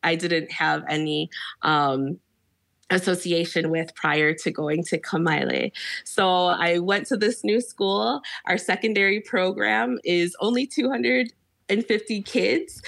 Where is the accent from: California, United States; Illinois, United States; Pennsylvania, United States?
Illinois, United States; Chicago; now in Hawaii, United States; I'm from Chicago originally